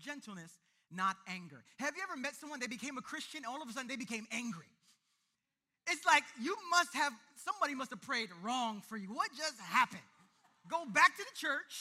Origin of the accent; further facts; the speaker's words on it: New York City, New York, United States; I was born and raised in the East New York part of this city, the East New York, Brooklyn part